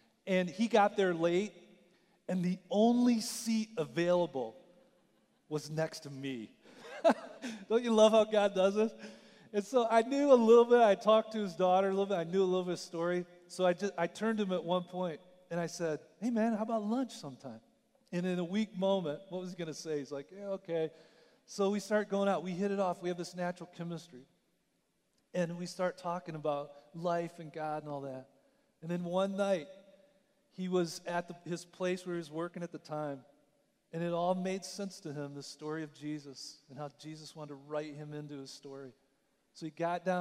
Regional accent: Michigan, United States; moved away; I grew up in Michigan

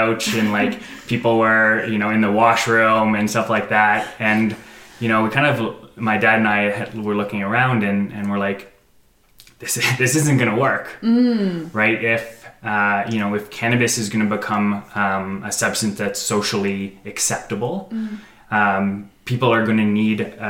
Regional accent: Canada; moved away as an adult; now in Denver, United States; we're from Canada

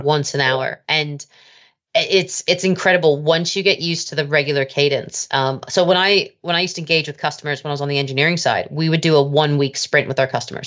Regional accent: United States; now in United Kingdom; I'm an American by birth.

